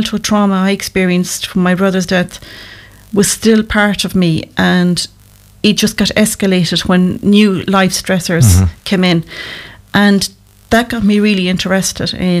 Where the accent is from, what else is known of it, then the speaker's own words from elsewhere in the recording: Kilreekil, Connacht, Ireland; also born or lived in Loughrea; Well, I'm local to Loughrea. I was born in Kilreakle, which is only out the road.